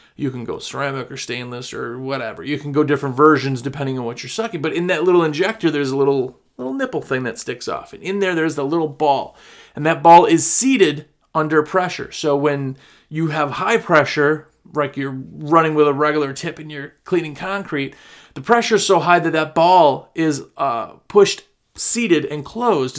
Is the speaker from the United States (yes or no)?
yes; Wisconsin, United States; now in the US South; I'm from Wisconsin